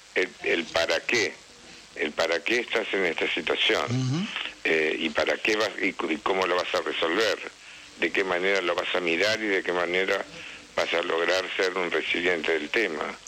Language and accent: Spanish; Tostado, Santa Fe, Argentina; moved away; Tostado, que es mi pueblo